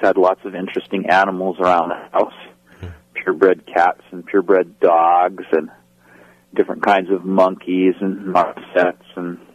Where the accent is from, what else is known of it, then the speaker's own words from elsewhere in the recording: Yakima, Washington, United States; I grew up in Yakima, Washington, which is in the central part of Washington State on the east side of the Cascades